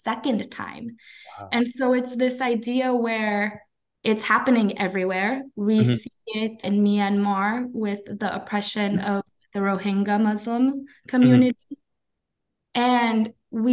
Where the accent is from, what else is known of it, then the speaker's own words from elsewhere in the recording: United States; as an American